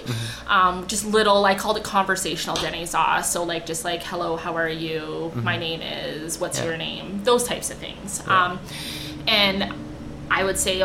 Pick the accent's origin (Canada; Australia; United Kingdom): Canada; Yellowknife, Northwest Territories; also born or lived in Fort St. John, British Columbia; now in Alberta, Canada; I was born in Yellowknife